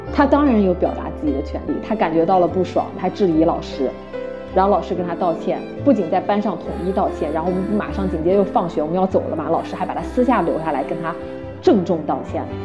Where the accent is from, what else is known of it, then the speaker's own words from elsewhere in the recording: China; now in Canada; 我是中国人